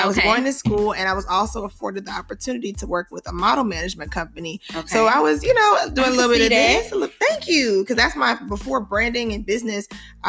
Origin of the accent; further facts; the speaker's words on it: Detroit, Michigan, United States; moved away as an adult; also born or lived in Chicago, Illinois; I am from the west side of Detroit, Michigan.